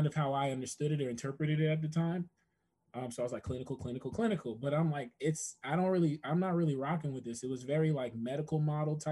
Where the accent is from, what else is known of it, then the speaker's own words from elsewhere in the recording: New Jersey, United States; moved away as an adult; also born or lived in Atlanta / Washington, D.C.; now in Kentucky, United States; I'm from Jersey, New York is my backyard